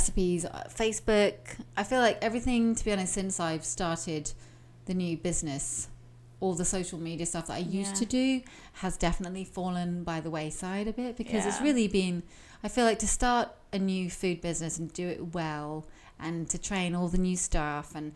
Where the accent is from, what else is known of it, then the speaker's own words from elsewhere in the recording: United Kingdom; moved away; I'm British